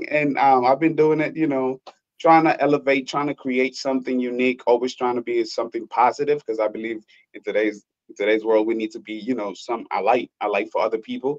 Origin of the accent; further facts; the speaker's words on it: Honduras; moved away; I'm originally from Honduras. I am a Garifuna descent